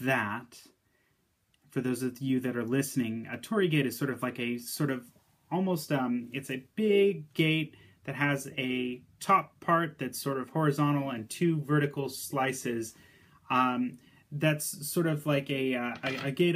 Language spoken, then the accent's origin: English; United States; as an American